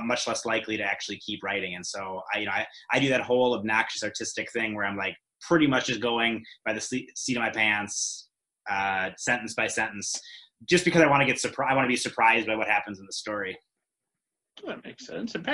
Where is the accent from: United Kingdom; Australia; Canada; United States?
United Kingdom; England; we're English people, so we don't really know